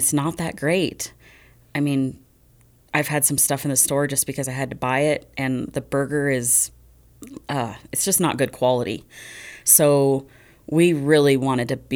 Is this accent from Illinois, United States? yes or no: no; Laramie, Wyoming, United States; also born or lived in Florida; So I'm originally from Laramie area, Laramie and Medicine Bow.